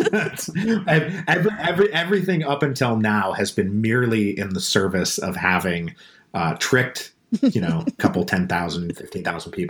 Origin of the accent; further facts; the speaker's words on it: Seattle, Washington, United States; also born or lived in Portland; now in Austin, United States; I'm from Seattle originally